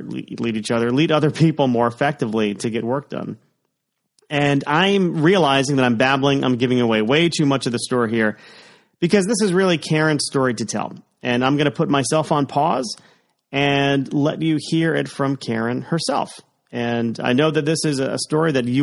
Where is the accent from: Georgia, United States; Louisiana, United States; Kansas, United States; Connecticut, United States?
Connecticut, United States; also born or lived in Florida; I was born in Florida, but I lived in Connecticut since 1983. So the vast majority of my life been in the Nutmeg State